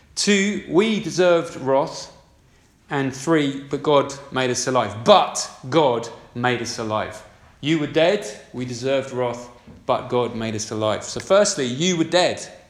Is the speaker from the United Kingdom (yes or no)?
yes; United Kingdom; We're decent British citizens